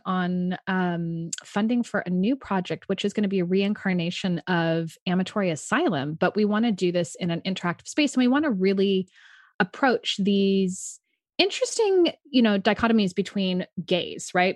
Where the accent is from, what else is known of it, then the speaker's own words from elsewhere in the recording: San Francisco, California, United States; moved away; I'm originally from San Francisco, so obviously in an embracing sexuality place. Yeah. Um, and I was really lucky to be raised in a very bohemian, artistic household